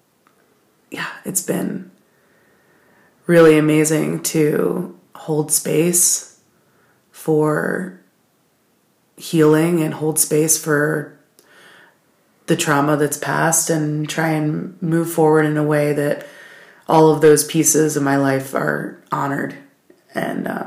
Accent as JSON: {"language": "English", "town": "Baltimore", "region": "Maryland", "country": "United States", "tie": "born or raised there", "moved": "as an adult", "lives_now": "Asheville, United States", "said": "I'm originally from Baltimore City. I grew up there"}